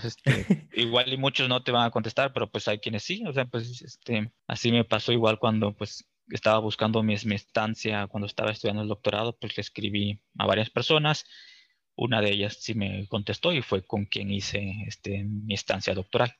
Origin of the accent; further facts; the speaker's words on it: Cárdenas, Tabasco, Mexico; moved away as an adult; yo soy de Tabasco, pues allá estuve hasta los 18 años cuando, pues, este, en Cárdenas, Tabasco